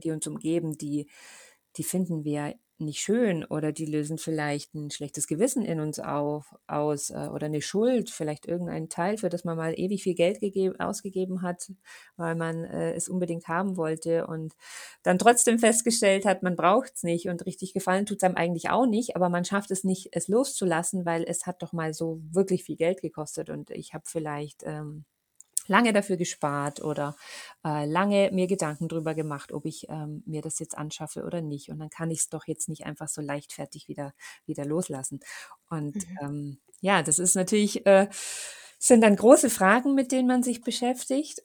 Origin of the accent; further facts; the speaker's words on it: Munich, Bavaria, Germany; bei uns in München